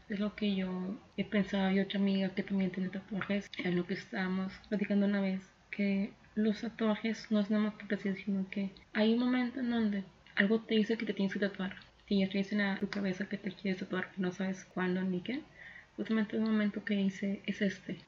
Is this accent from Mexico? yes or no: yes; Mexico; estamos en un momento complicado como sociedad mexicana